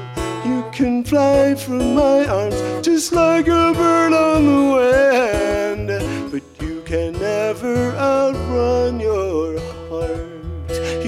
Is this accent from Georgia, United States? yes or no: no; Waterford, Michigan, United States; I'm from a little township called Waterford, which is suburban sprawl near Detroit.